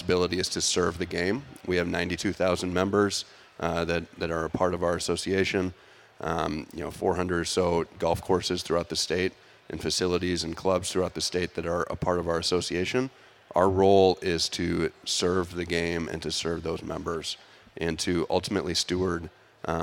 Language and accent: English; Bloomington, Minnesota, United States; moved away as an adult; to be back in my home state, I grew up in Bloomington, right down the road